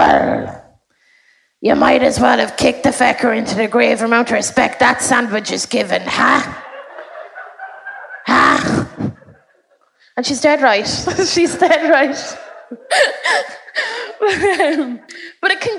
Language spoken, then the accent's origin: English; Westmeath, Leinster, Ireland; moved away as an adult; now in Dublin, Ireland; I'm from Westmead, and I moved up to Dublin there a year ago.